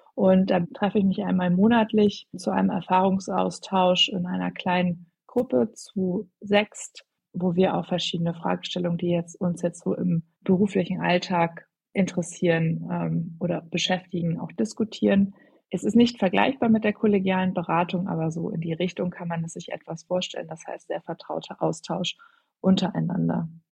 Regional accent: Hamburg, Germany; moved away as an adult; now in Berlin, Germany; ich komme ursprünglich aus Hamburg und bin jetzt seit ja, rund zweieinhalb Jahren schon in Berlin

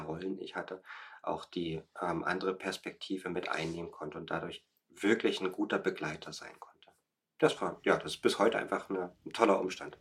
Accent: Germany; moved away as an adult; now in Berlin, Germany; ich komme aus dem Harz

